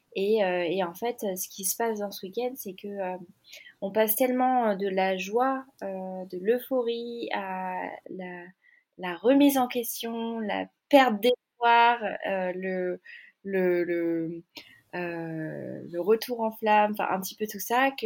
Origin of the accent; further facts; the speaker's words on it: Annecy, Auvergne-Rhône-Alpes, France; moved away; je suis arrivée, moi, euh, retour dans ma ville natale après dix ans